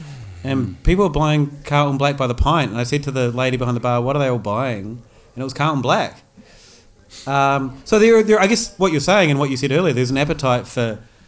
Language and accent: English; New Zealand; now in Australia; being a New Zealander originally